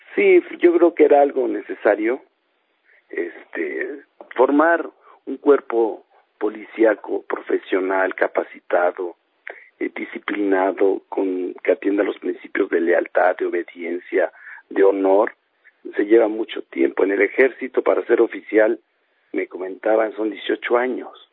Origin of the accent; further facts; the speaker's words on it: San Mateo, Mexico; moved away; en mi pueblo allá en San Mateo